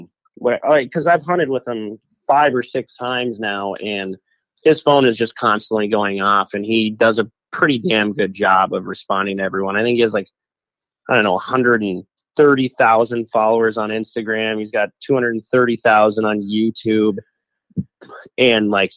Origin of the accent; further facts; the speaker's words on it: Minnesota, United States; I'm from Minnesota